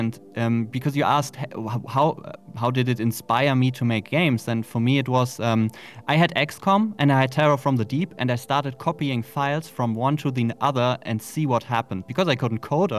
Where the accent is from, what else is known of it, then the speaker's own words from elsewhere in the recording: Germany; we're both from Germany